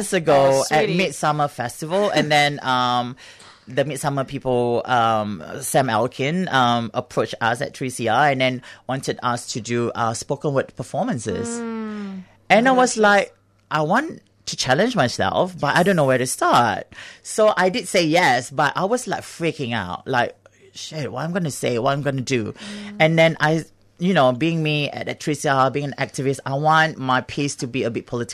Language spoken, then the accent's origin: English; Singapore; now in Australia; I grew up in Singapore